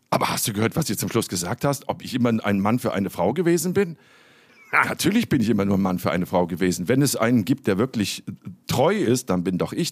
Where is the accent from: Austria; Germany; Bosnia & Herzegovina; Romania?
Germany; Bonn, North Rhine-Westphalia; Als, als Bonner ist es ja nach äh, Röndorf, äh, glaube ich, 20 Minuten oder so.